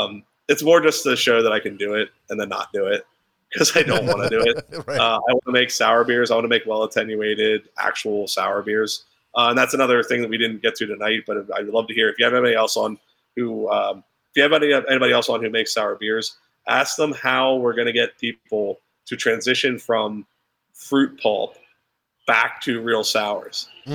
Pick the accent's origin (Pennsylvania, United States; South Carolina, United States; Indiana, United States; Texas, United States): Pennsylvania, United States; I'm from Central PA, so I'm allowed to say it.